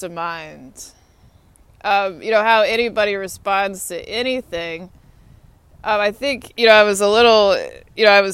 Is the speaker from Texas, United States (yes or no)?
yes; Austin, Texas, United States; moved away as an adult; also born or lived in Atlanta, Georgia; now in Washington, United States; My hometown's Austin, Texas. I graduated from Lyndon Johnson High School in Austin, Texas